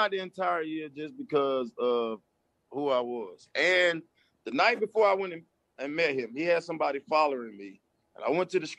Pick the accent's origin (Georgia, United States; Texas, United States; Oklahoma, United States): Georgia, United States; Atlanta; I'm from Atlanta